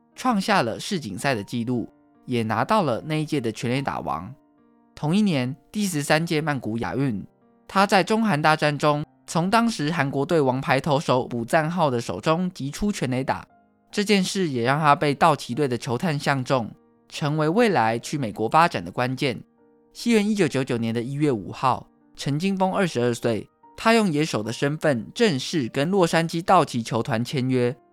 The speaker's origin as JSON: {"language": "Chinese", "country": "Taiwan", "said": "台湾是一块宝岛，同时也是我们的家乡"}